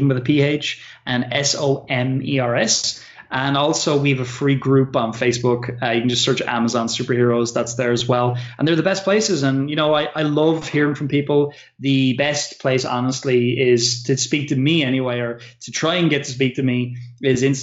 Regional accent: Ireland; I'm an Irish person

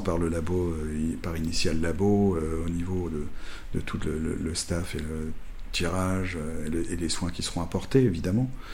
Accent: Cognac, Nouvelle-Aquitaine, France; cognac, ma ville natale

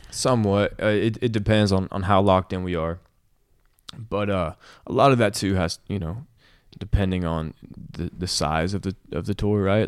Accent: Nashville, Tennessee, United States; Nashville, which is my hometown

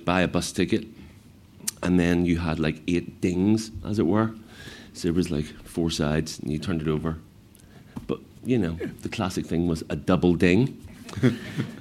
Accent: Belfast, Northern Ireland, United Kingdom; growing up in Belfast in the 70s, most of the time you just weren't allowed out

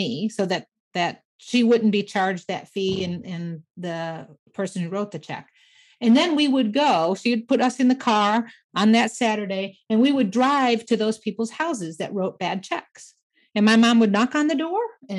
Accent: Michigan, United States; grew up in Michigan, so, you know, classic Midwest things

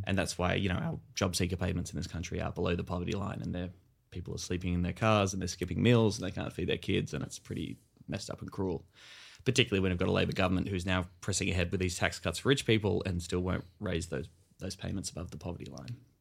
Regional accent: Australia; us as Australian millennials and our generation

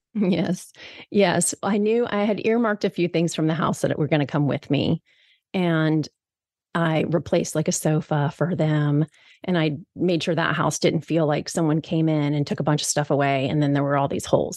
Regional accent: East Coast, United States; moved away as an adult; now in Seattle, United States; I'm three thousand miles away from home. I'm from the East Coast and I live here in Seattle.

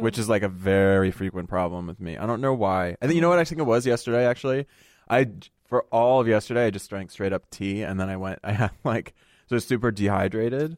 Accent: United States; I come from a very, very Italian family, but, um, you know, we grew up in the United States

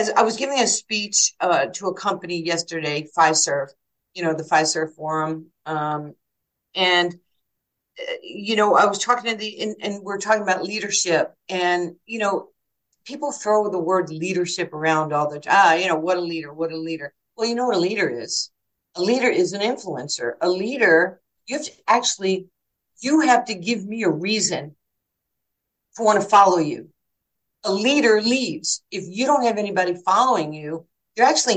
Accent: New York City, New York, United States; moved away; I was like this little poor Jewish kid growing up in New York with no food, no father, no heat, no electricity

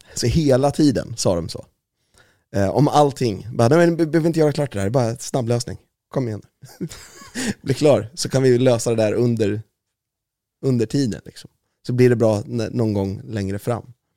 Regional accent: Valdemarsvik, Östergötland, Sweden; accent: östgötska; jag är född i Östersund, men jag är uppvuxen i Valdemarsvik

